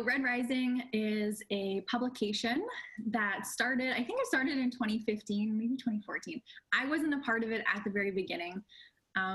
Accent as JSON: {"language": "English", "town": "Winnipeg", "region": "Manitoba", "country": "Canada", "tie": "born or raised there", "said": "growing up in Winnipeg"}